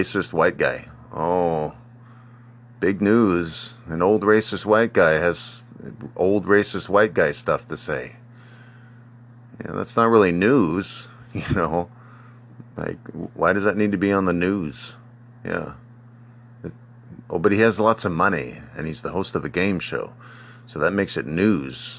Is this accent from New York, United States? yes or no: no; Jacksonville, Florida, United States; I was born in Jacksonville, Florida